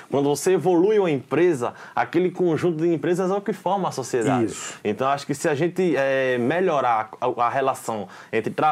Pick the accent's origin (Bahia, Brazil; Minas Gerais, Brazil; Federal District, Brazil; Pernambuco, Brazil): Pernambuco, Brazil; Arcoverde; now in Recife, Brazil; eu, moro em Recife atualmente, mas eu nasci, sou original de Arco Verde, no interior.